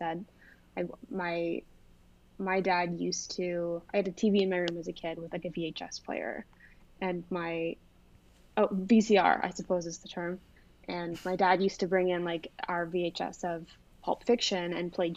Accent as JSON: {"language": "English", "town": "Toronto", "region": "Ontario", "country": "Canada", "said": "I am from Toronto"}